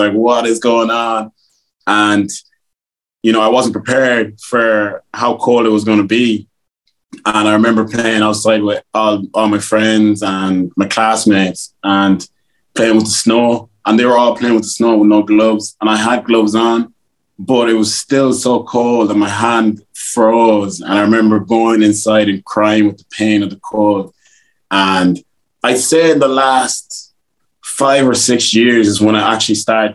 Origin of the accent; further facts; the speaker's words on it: Westmeath, Leinster, Ireland; accent: Westmeath; also born or lived in Liberia; It's a pure Westmeath accent I have now